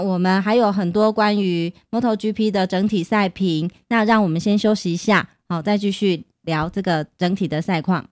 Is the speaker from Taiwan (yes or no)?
yes; Taiwan; 尤其是我们台湾人吧